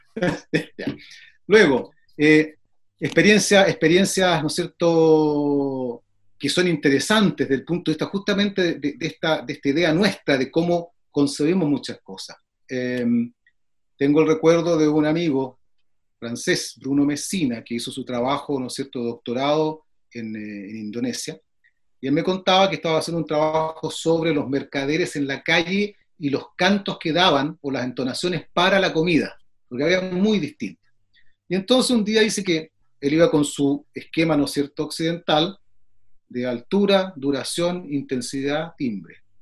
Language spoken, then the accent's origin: Spanish; Chile; soy chileno